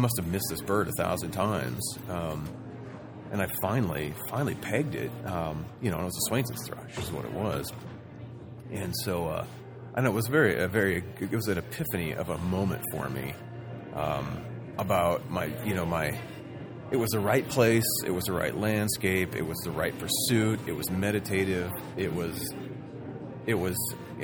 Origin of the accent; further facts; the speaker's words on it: Southern Oregon, United States; I kind of grew up somewhat outdoors in Southern Oregon